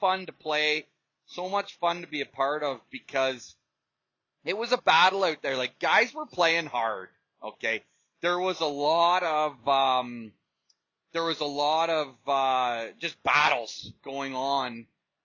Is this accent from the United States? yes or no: no; Uxbridge, Ontario, Canada; here in my hometown of Uxbridge